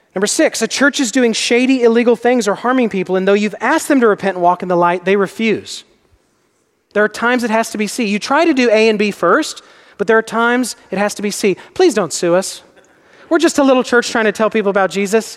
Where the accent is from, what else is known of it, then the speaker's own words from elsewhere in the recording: Texas, United States; I'm from Texas.